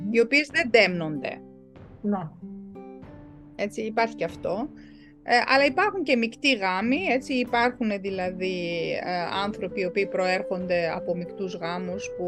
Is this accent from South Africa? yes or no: yes; South Africa; born there; Δηλαδή η πατρίδα μου είναι Νότια Αφρική, εφόσον εγώ γεννήθηκα εκεί και δεν έχω πάει ποτέ στην Ευρώπη.